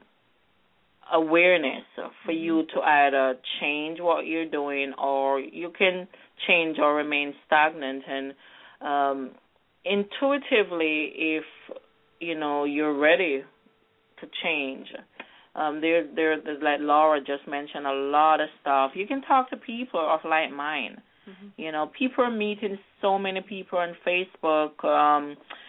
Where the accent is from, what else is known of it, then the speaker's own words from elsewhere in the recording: Jamaica; I'm from Jamaica, and we're always going through gravitational and energy shifts. Because I'm from a very grounded, more spiritual society.